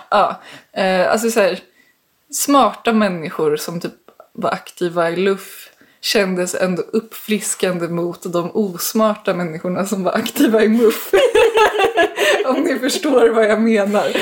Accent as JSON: {"language": "Swedish", "town": "Danderyd", "region": "Stockholm County", "country": "Sweden", "tie": "born or raised there", "said": "jag är uppvuxen i Danderyd"}